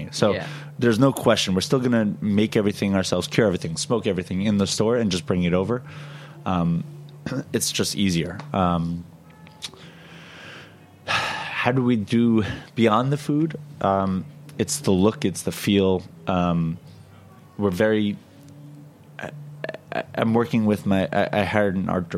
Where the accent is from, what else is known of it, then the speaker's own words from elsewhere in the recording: New York, United States; as a New Yorker